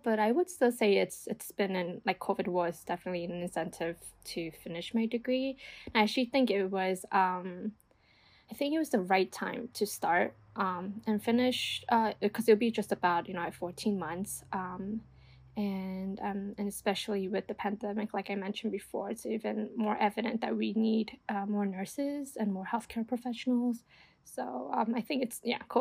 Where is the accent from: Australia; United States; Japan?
United States; New York; also born or lived in New Jersey; I'm originally from New York, and I worked in New York. I went to school in New York